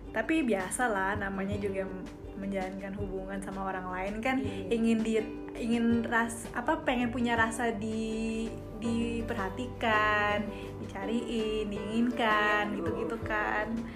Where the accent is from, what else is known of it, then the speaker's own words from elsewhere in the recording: Jakarta, Indonesia; moved away as an adult; now in Bali, Indonesia; dari Jakarta